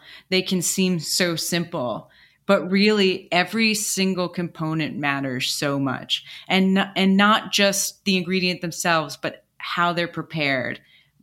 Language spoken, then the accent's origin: English; Shelter Island, New York, United States; moved away; I grew up on Shelter Island off of Long Island.